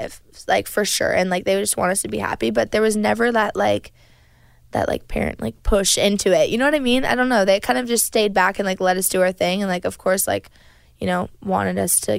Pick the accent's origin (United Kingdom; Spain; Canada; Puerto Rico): Canada; moved away; also born or lived in Nashville; We are from Canada